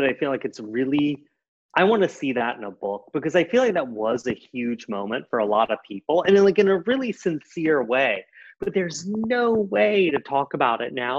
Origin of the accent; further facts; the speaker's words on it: South Carolina, United States; I'm from South Carolina.